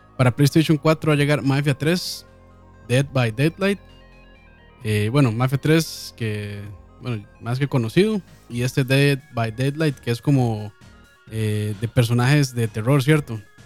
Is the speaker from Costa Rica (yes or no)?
yes; Costa Rica; nosotros somos de Costa Rica